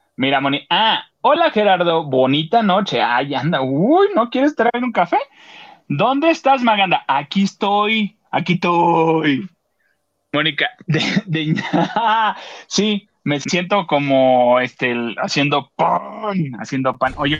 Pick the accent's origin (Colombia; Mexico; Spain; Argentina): Mexico; Acapulco, Guerrero; en Acapulco, en mi pueblo